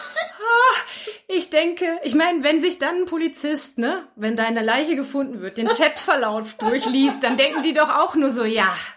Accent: Germany; moved away; als Deutsche

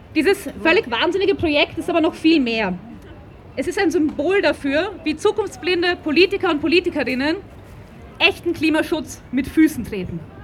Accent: Vienna, Austria; Ich bin Wienerin und wenn man in einer so großen Stadt aufwächst

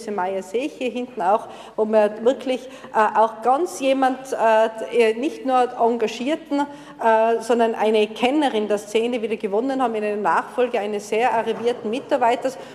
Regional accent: Innsbruck, Tyrol, Austria; Und man hat als Innsbrucker den Luxus, dass man fast tagtäglich aus diesen ganz verschiedenen Bereichen wählen kann.

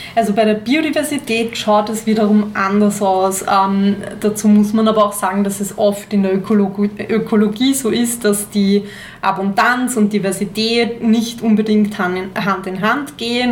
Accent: Austria; hier bei uns in Österreich

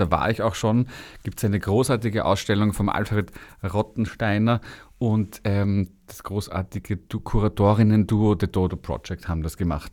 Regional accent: Vienna, Austria; also born or lived in Berlin; als Jugendlicher in Wien

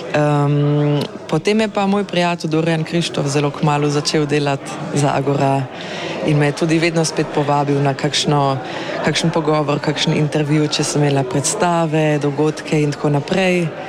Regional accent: Carinthia, Austria; moved away as an adult; now in Ljubljana, Slovenia

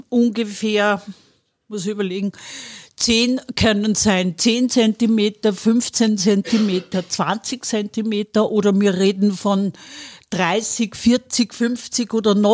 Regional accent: Wels, Upper Austria, Austria; ich komme aus Wörs, da haben wir ein, ein Renzinar, das ist nur so, also die Welser Heide, das ist ein Schotterboden

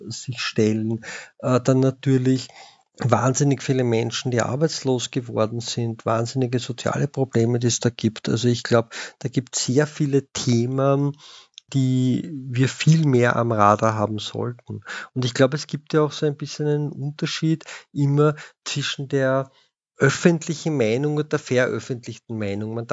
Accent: Vienna, Austria; Und wenn man sich als, als Wiener mit Fanpolitik und extremer Rechter beschäftigt, dann kommt man natürlich unweigerlich zu den zwei Wiener Großclubs

